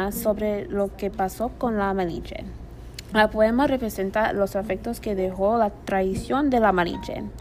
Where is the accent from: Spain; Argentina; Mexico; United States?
United States; Yo también, como una afroamericana, en una casa de padres solteros